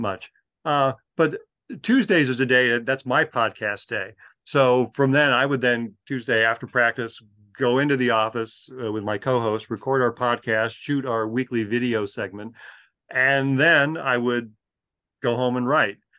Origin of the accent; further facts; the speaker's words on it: Los Angeles, California, United States; growing up in Los Angeles in the nineteen seventies